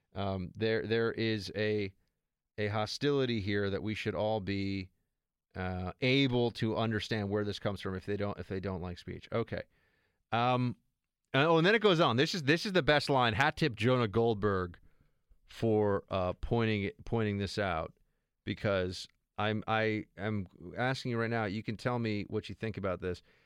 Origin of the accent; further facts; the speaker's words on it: New York, United States; I'm a New Yorker